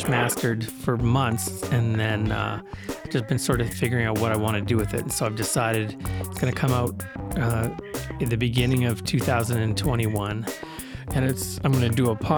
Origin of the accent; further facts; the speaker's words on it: Brandon, Manitoba, Canada; also born or lived in Winnipeg; So Brandon is the town that I grew up in. I was born in Brandon, then I moved to Winnipeg, then I moved back to Brandon in 1987 and in grade 8